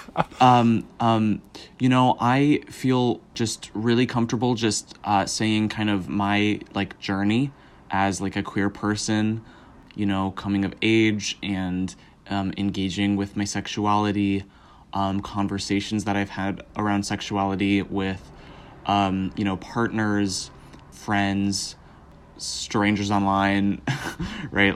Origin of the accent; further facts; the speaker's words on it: Southern California, United States; I grew up in Southern California